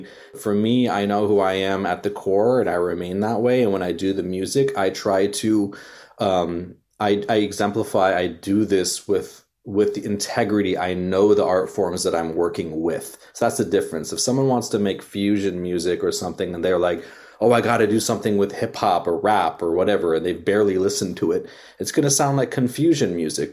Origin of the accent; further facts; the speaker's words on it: Bay Area, California, United States; I was born in the Bay Area